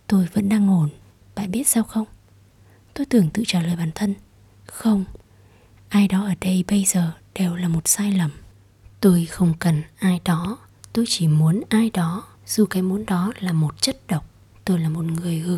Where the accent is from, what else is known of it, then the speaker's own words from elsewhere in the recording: Ho Chi Minh City, Vietnam; đến từ Sài Gòn